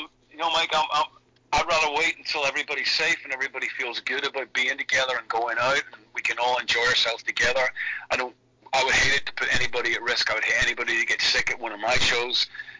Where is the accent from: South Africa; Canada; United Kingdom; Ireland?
Ireland; they were a part of my DNA growing up in Ireland